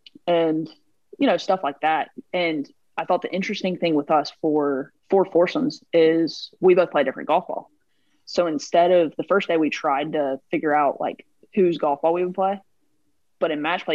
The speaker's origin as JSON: {"language": "English", "country": "United States", "said": "as an American"}